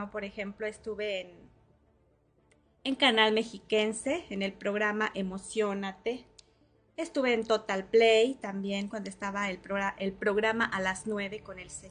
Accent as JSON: {"language": "Spanish", "town": "San Felipe", "region": "Guanajuato", "country": "Mexico", "tie": "born or raised there", "said": "en mi tierra natal, en San Felipe, Guanajuato, en la feria de San Miguel Arcángel."}